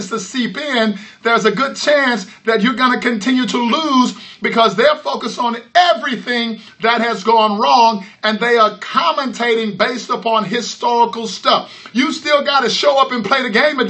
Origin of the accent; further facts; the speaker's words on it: Houston, Texas, United States; I'm from Houston, Texas